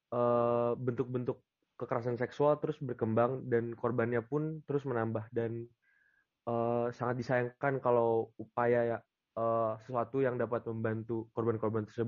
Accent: Jakarta, Indonesia; dari Universitas Gajah Mada asal Jakarta.

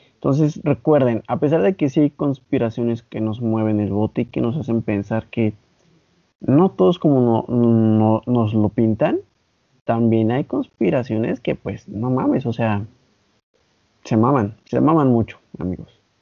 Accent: Mexico

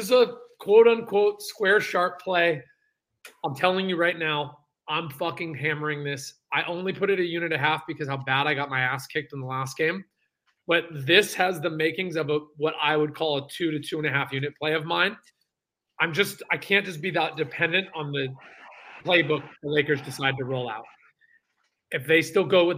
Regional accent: San Francisco, California, United States; I'm from San Francisco.

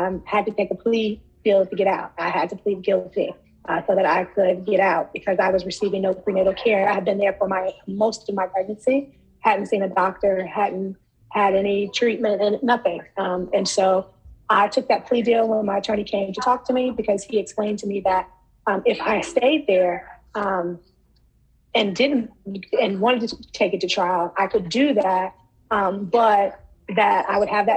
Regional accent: Charlotte, North Carolina, United States; I'm from North Carolina. I was born and raised in Charlotte

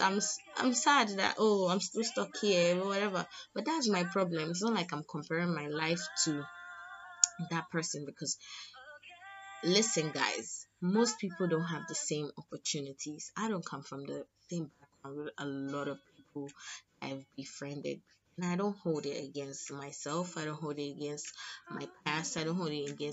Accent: Lagos, Nigeria; I'm from Lagos

